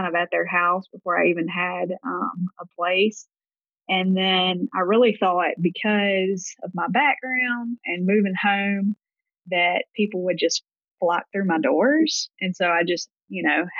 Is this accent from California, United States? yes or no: no; Gulfport, Mississippi, United States; If you can't tell by my accent, I'm from the Deep South in Gulfport, Mississippi.